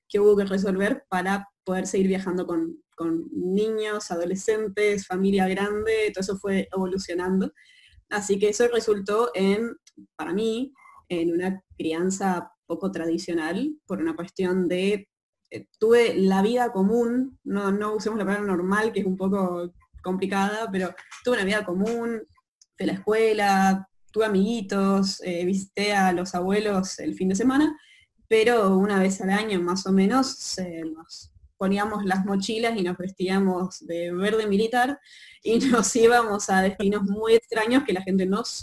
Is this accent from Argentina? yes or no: yes; Chaco, Argentina; yo en realidad soy chaqueña también del norte de Argentina